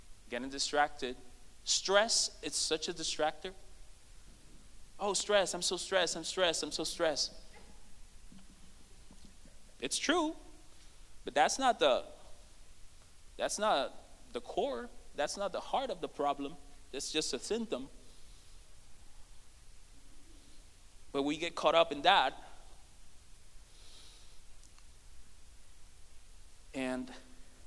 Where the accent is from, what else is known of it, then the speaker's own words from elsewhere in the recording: Puerto Rico; moved away as an adult; now in United States; we come from Puerto Rico. It's an island that is 100 by 35 miles.